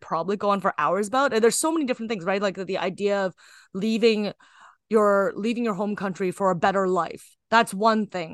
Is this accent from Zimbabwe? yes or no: no; Kitchener, Ontario, Canada; I'm Canadian born Chinese, so I just sort of was born into a society. And I, I grew up in Kitchener-Waterloo